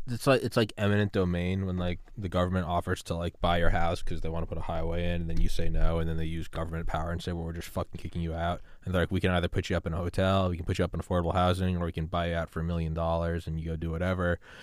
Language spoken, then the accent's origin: English; New England, United States; I'm from New England